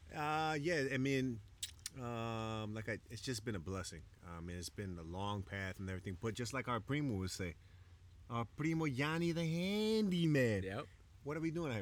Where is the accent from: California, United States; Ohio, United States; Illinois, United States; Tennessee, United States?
Illinois, United States; Chicago; moved away as an adult; now in Isla Mujeres, Mexico; growing up in Chicago